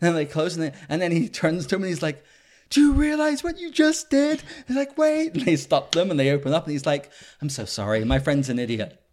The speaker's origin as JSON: {"language": "English", "country": "United Kingdom", "said": "I'm a Brit"}